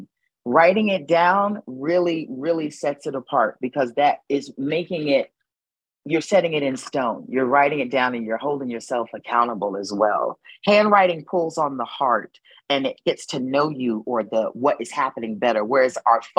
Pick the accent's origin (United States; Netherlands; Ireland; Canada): United States; New Haven, Connecticut; I am born and raised in New Haven, Connecticut